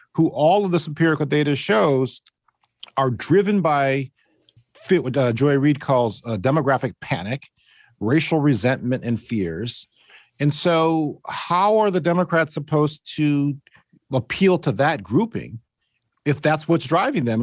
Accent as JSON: {"language": "English", "region": "Northeast Ohio", "country": "United States", "tie": "born or raised there", "said": "I'm from Ohio. You know, I grew up in Northeast Ohio, proud Cleveland sports fan to this day"}